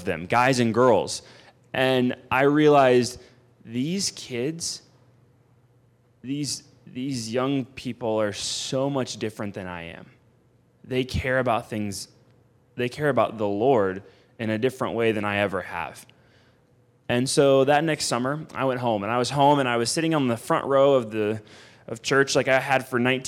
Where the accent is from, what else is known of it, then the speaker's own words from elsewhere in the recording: Houston, Texas, United States; moved away as an adult; I was from Houston, Texas. I was from North Houston, Texas, in the suburbs. I was a suburb kid.